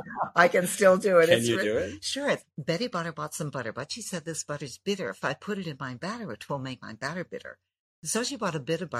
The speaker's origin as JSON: {"language": "English", "town": "Los Angeles", "region": "California", "country": "United States", "tie": "born or raised there", "said": "I was born in L.A."}